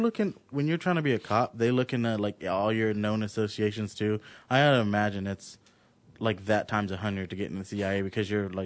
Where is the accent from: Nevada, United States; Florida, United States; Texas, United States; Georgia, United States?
Nevada, United States; Las Vegas; born or raised there; also born or lived in Ohio